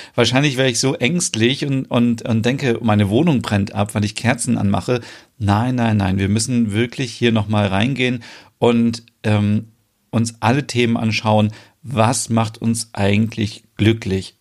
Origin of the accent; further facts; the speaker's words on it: Germany; bei uns in Deutschland auch noch so